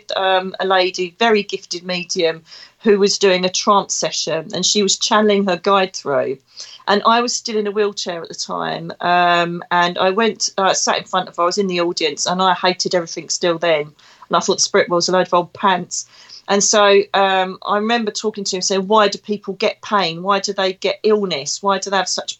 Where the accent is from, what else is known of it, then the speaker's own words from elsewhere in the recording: Essex, East of England, United Kingdom; now in Devon, United Kingdom; you can most probably tell from my dulcet tones I come from Essex. I'm an Essex girl living in Devon.